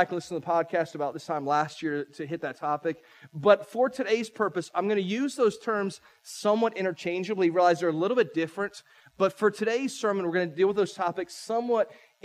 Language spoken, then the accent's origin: English; St. Petersburg, Florida, United States; moved away as an adult; now in Polk County, United States; I'm a St. Pete boy. I grew up in St. Pete about an hour and a half from here.